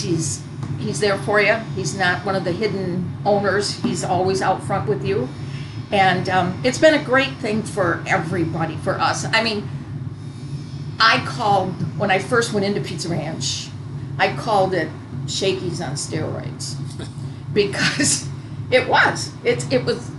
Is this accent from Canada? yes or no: no; Janesville, Beloit area, Southern Wisconsin, United States; moved away; Janesville, Beloit area